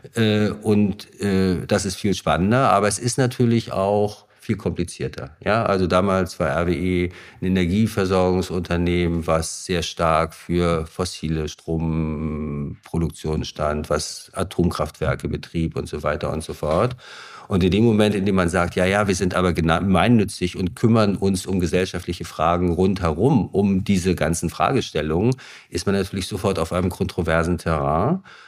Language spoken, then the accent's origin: German; Greifswald, Mecklenburg-Vorpommern, Germany; ich bin in Greifswald geboren, 1969